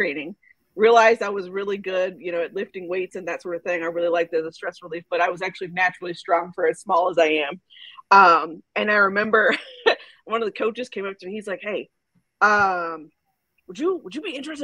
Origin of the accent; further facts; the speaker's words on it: Georgia, United States; also born or lived in Houston, Texas / Dallas, Texas; born in Houston, raised in Dallas. I l moved to Georgia when I was like a kid, like elementary school. I've been right outside the Metro Atlanta area since then